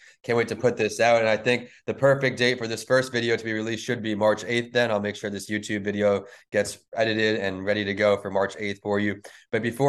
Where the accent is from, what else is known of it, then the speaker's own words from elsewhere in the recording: Northport, New York, United States; now in Tampa, United States; I'm from Northport originally. That's where I graduated from.